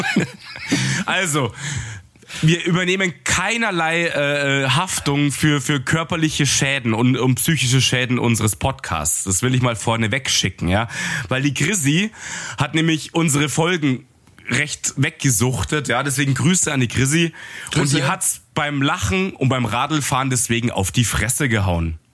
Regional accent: Munich, Bavaria, Germany; als Münchner, der hier so, so Low-Gebäude nur kennt

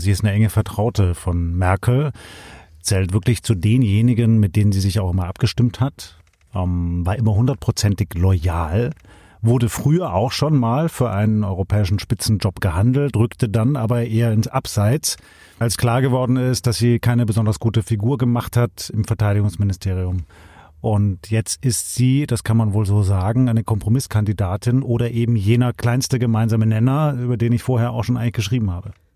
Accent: Swabia, Germany; bei uns in Schwaben

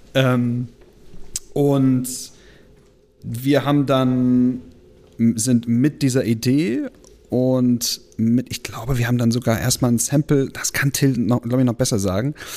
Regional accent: Bremen, Germany; wir sind halt Bremer

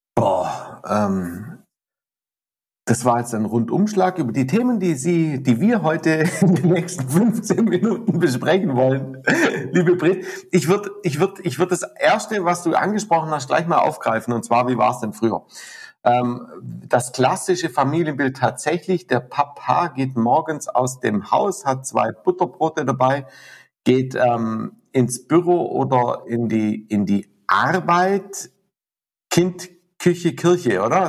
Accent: Southern Germany, Germany; also born or lived in Lake Constance; bei uns in Süddeutschland

